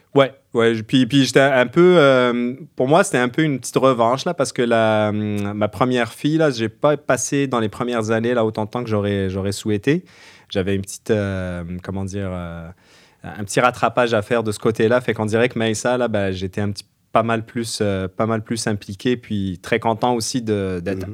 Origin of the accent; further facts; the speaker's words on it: Algeria; moved away as an adult; now in Quebec, Canada; Moi, je suis algérien, je suis arrivé, j'avais vingt-deux ans au Québec pour les études